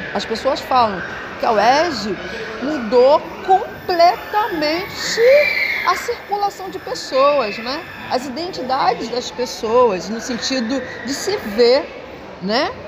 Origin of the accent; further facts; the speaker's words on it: Rio de Janeiro, Brazil; nasci, sou carioca